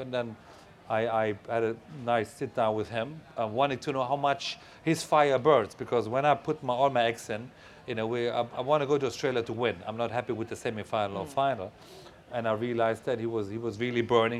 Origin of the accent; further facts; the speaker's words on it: Germany; I was a little boy growing up in West Germany